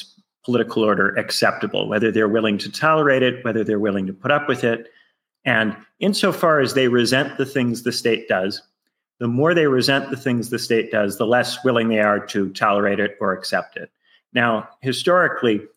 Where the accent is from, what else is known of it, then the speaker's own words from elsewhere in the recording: Indiana, United States; moved away as an adult; also born or lived in United Kingdom / Chicago, United States; I'm originally from Indiana. I went to a public high school in Indiana